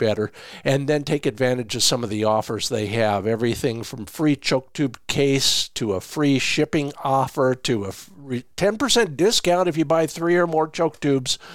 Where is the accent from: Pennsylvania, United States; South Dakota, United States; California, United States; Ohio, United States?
South Dakota, United States; my home state, South Dakota